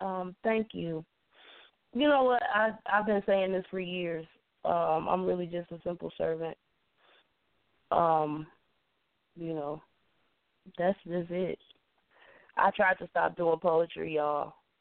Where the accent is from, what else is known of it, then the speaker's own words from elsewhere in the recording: Cincinnati, Ohio, United States; also born or lived in Bay Area, California; So, and I grew up in Cincinnati.